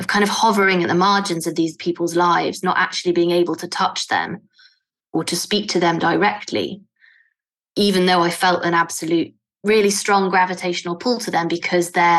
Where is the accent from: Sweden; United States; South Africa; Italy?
Italy; moved away; I am Italian too